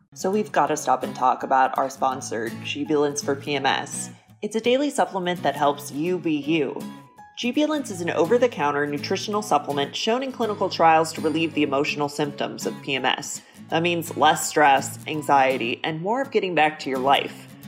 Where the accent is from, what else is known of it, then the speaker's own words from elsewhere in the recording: New York City, New York, United States; moved away; originally I'm from New York City